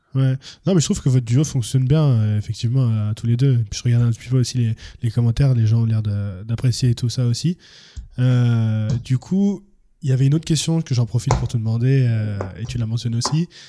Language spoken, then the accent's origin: French; France; also born or lived in Cameroon; moi je suis français-camerounais